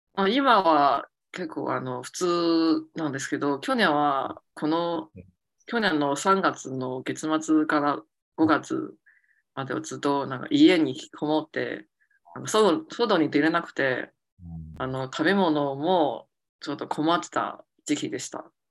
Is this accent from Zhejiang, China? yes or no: no; Beijing, China; Japanese is a second language; now in Shanghai, China; 家は北京